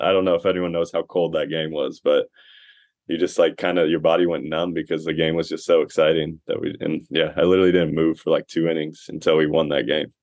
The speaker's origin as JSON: {"language": "English", "town": "Costa Mesa", "region": "California", "country": "United States", "tie": "born or raised there", "said": "I played baseball at Costa Mesa"}